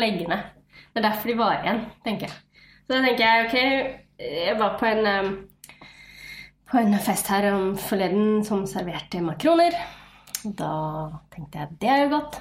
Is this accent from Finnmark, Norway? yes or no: no; Nesodden, Akershus, Norway; also born or lived in Fredrikstad; Født, eller jeg er født i Fredrikstad, oppvokst på Nesodden rett utenfor Oslo